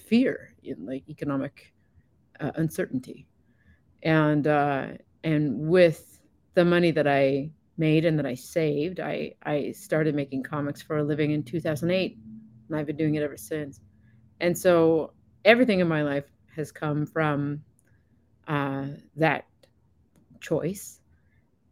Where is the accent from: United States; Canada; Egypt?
Canada; East Coast of Canada, Atlantic Canada; moved away as an adult; also born or lived in Fort McMurray, Alberta; I am from the East Coast of Canada, where we export a lot of labor to places like